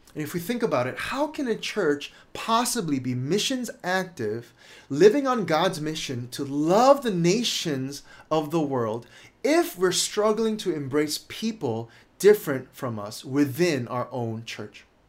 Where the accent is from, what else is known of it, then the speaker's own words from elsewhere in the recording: United States; a Korean American married to a Chinese Indonesian